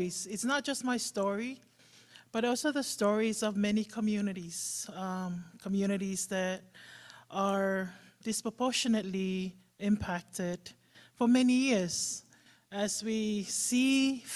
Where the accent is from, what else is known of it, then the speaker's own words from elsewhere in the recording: Samoa; moved away as an adult; now in Bay Area, United States; growing up in Samoa, the first time I experienced a cyclone or a hurricane was in 1990. I was 15 then